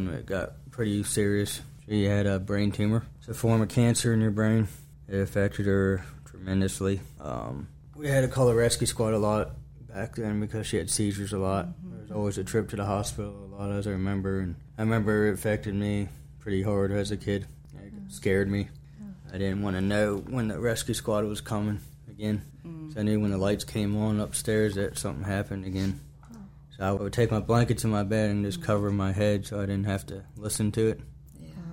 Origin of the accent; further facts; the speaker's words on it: Rockingham County, Virginia, United States; also born or lived in Romania; I grew up playing soccer in Rockingham County